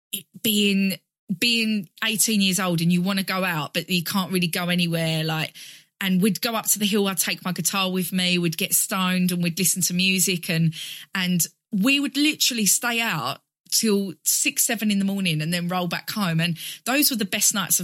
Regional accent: Basildon, East of England, United Kingdom; I grew up in Basildon in Essex

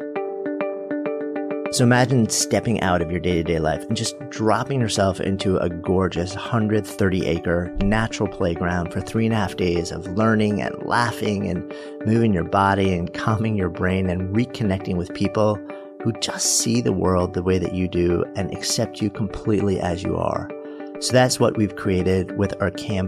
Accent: New York, United States; I grew up just outside of New York

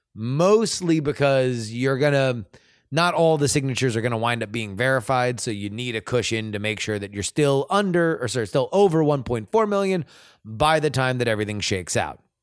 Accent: Florida, United States; moved away; also born or lived in California; I am from Florida

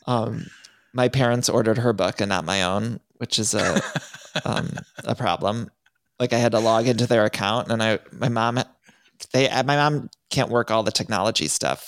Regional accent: Cleveland, Ohio, United States; I grew up in Ohio

